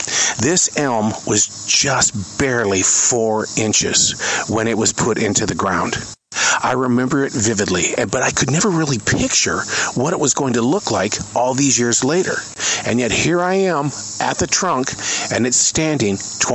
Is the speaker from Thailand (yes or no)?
no; Montana, United States; now in Charlotte, United States; I come from Montana